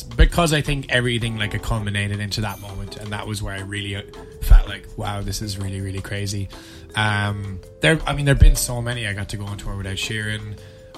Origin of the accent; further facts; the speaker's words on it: Cork, Munster, Ireland; I'm from Cork